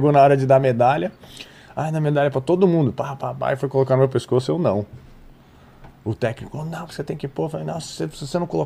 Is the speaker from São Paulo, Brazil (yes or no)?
yes; São Paulo, Brazil; also born or lived in Rio de Janeiro; eu nasci no Rio de Janeiro e cresci em São Paulo.